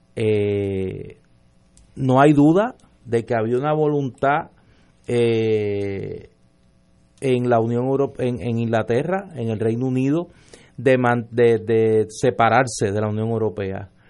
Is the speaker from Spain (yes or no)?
no; Puerto Rico